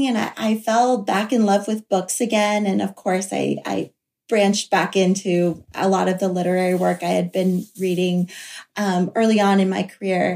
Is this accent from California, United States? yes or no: no; Florida coast, United States; where I grew up on the Florida coast